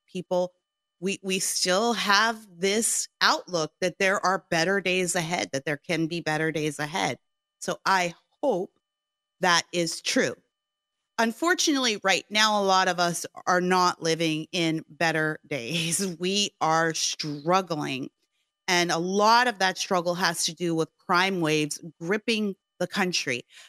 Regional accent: Gary, Indiana, United States; now in Southern California, United States; But I came from the Midwest. My family moved here from Gary, Indiana.

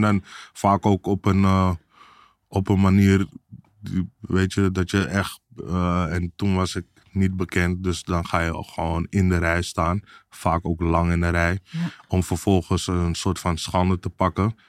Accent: Amsterdam, North Holland, Netherlands; Ik kom uit Amsterdam Zuidoost, uh, eh, Belmer vroeger.

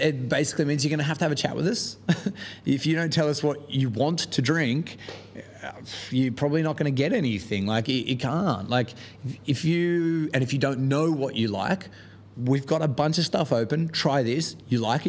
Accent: Australia; moved away as an adult; now in London, United Kingdom; where I'm from in Australia

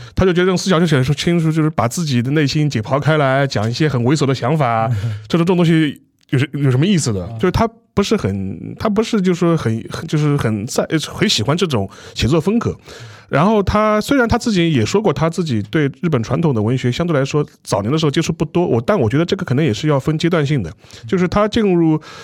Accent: China; 我们中国人

